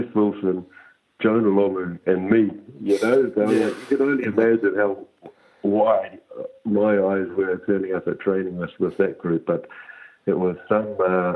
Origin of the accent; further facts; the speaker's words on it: Auckland, New Zealand; also born or lived in Wellington / Munster; I came back to the Blues, which was my hometown.